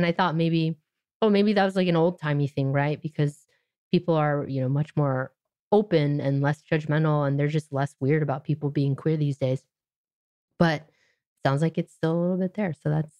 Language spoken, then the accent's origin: English; California, United States; I grew up in Orange County, California, which is rather conservative part of Southern California.